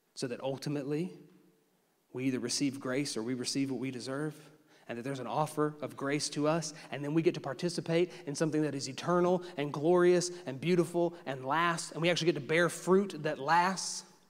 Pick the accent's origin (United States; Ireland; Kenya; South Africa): United States; as an American